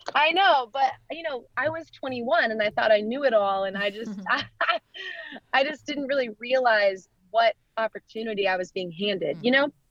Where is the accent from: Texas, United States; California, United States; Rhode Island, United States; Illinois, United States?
Texas, United States; Dallas; I grew up in Dallas, Texas